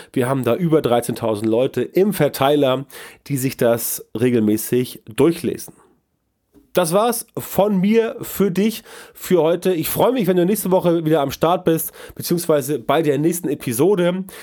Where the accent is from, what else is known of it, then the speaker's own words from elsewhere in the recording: the North, Northern Germany, Germany; bei uns im Norden